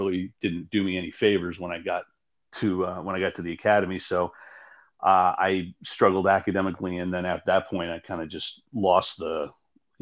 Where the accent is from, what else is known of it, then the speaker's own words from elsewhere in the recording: Yonkers, New York, United States; moved away as an adult; also born or lived in Omaha; I was born and raised in Yonkers, which is just north of the city